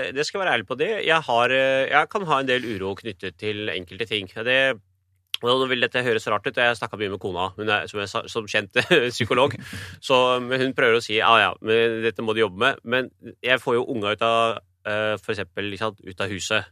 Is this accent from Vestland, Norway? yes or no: no; Oslo, Norway; jeg er født og oppvokst i Iladalen i en kommunal bolig.